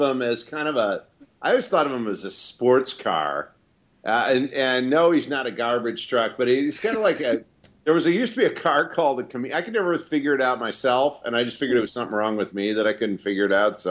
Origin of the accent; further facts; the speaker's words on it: Glenview, Illinois, United States; moved away; I grew up in Glenview.